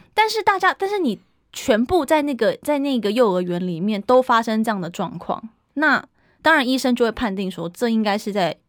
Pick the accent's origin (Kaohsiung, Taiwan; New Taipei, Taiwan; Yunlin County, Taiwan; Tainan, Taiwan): Kaohsiung, Taiwan; now in Taipei, Taiwan; 去到我的家乡高雄